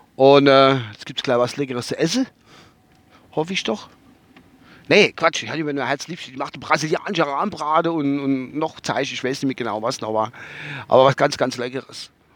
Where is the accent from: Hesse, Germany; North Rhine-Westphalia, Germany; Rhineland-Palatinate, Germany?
Rhineland-Palatinate, Germany; Kusel district; durch meinen Heimatort durch, halt über Kusel